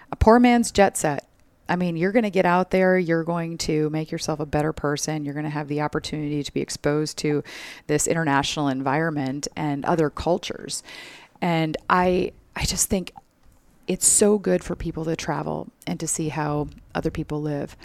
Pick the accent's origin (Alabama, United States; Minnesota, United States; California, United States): Minnesota, United States; moved away as an adult; now in Phoenix, United States; I love being from there